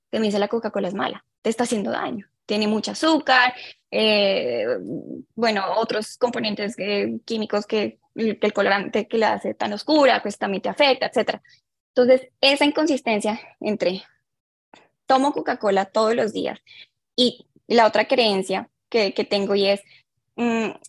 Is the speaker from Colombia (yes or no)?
yes; Colombia; also born or lived in Ecuador; now in Sweden; soy colombiana, de hecho nací en Ecuador, pero mi sangre es colombiana.